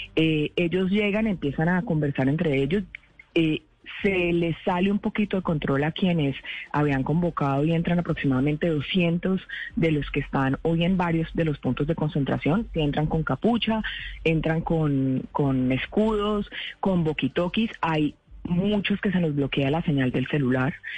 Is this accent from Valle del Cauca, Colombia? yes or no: yes; Cali, Valle del Cauca, Colombia; Como caleña